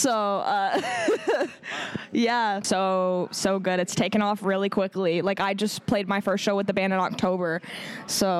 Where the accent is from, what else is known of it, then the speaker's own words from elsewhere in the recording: Connecticut, United States; I'm from Connecticut, and we're opening for them in Connecticut, which is really cool for me because it's, like, hometown